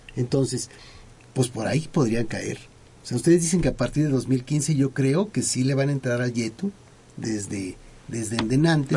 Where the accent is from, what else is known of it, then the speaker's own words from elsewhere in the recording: Mexico; como un mexicano